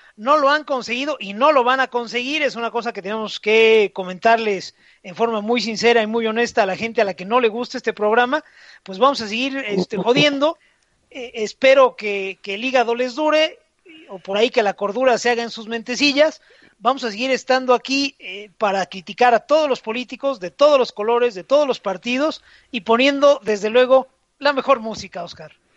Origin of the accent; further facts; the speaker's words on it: Mexico; also born or lived in Querétaro; como mexicano, mexicano que a inicios de los 90